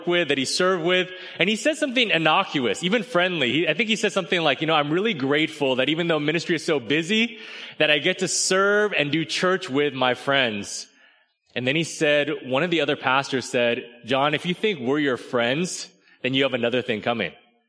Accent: California, United States; I had to learn the hard way that not everyone thought it was super great that I was from California.

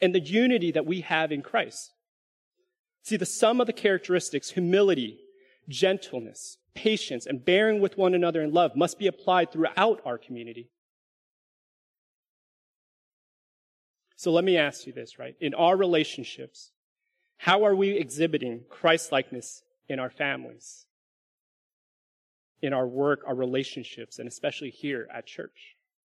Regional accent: California, United States; also born or lived in Alabama; now in Dallas, United States; Some of you can share this sentiment as Californians, right? This was one of the comforts of home that I missed when I first moved away in 2006

